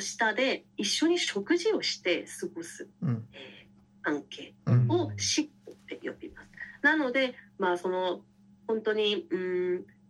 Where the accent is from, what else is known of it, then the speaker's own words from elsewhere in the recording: Busan, South Korea; Japanese is a second language; now in Japan; 実際私釜山の出身なんですけど、韓国の